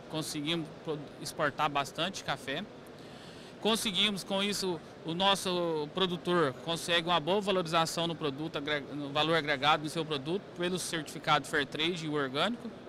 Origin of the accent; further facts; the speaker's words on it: Boa Esperança, Minas Gerais, Brazil; somos lá do, de Boa Esperança, no sul de Minas.